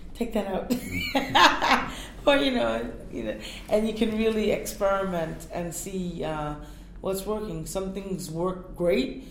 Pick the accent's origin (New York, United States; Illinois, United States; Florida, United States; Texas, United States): New York, United States; also born or lived in Puerto Rico; I'm from Puerto Rico and and Native American Indian and Black culture. I'm raised in New York